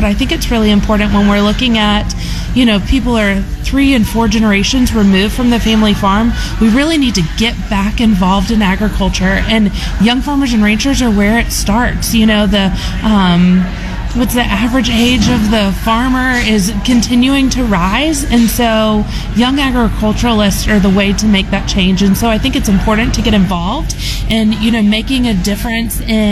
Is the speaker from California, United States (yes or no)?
no; Central Florida, United States; I'm originally from Florida, from Central Florida